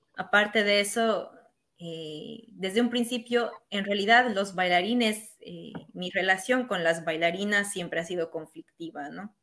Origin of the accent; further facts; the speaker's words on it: Bolivia; also born or lived in Lille, France; now in France; yo era latina o boliviana